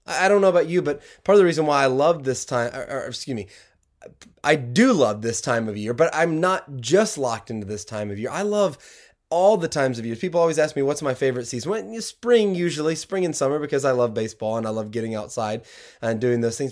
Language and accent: English; the South, United States; now in Michigan, United States; growing up down south